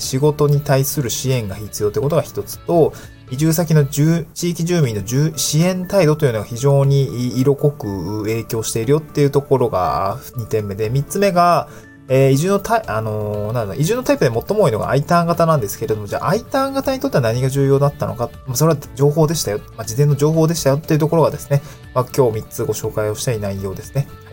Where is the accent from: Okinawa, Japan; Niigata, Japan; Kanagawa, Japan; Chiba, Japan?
Niigata, Japan; moved away as an adult; also born or lived in Aomori / Tokyo; now in Awaji Island, Japan; 新潟県新潟市というのが出身地なんですよね